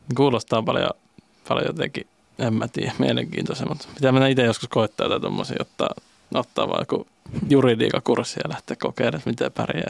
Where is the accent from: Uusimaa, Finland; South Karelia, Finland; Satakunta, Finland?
South Karelia, Finland; Lappeenranta; moved away as an adult; also born or lived in Helsinki; now in Joensuu, Finland; Mä oon tosiaan Lappeenrannassa kotoisin